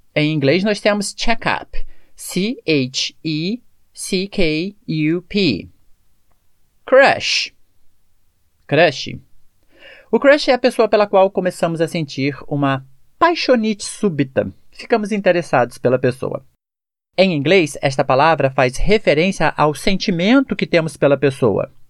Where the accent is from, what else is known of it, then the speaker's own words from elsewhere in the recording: Brazil; A questão da pronúncia é a maneira que nós falamos como brasileiros